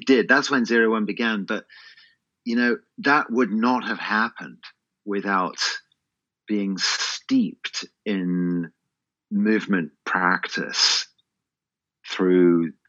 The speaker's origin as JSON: {"language": "English", "region": "England", "country": "United Kingdom", "tie": "born or raised there", "said": "growing up in England"}